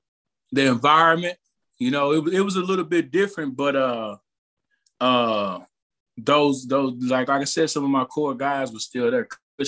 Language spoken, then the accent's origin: English; Texas, United States; I'm a Texan at heart